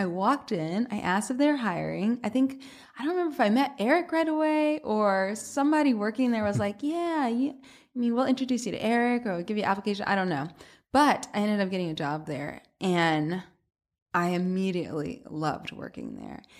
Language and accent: English; Atlanta, Georgia, United States; moved away as an adult; also born or lived in Boston; now in New York, United States; I'm from Atlanta originally, but I went to school in Boston